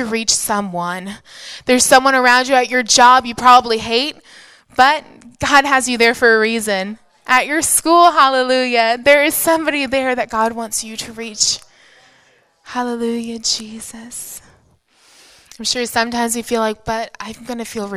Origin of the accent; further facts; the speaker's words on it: United States; I am an American from the greatest country in the world